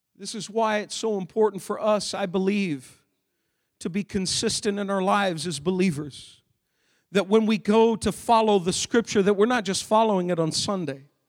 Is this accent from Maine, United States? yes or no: yes; Maine, United States; I grew up in Maine